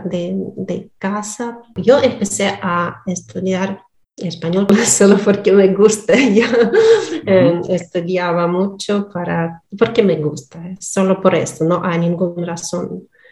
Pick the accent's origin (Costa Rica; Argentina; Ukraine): Ukraine; Donetsk, Donetsk Oblast; first language Russian; Spanish is a second language; moved away as an adult; also born or lived in Russia; hasta 20 años yo vivía en Donetsk es, Y mm, mi lengua materna es ruso.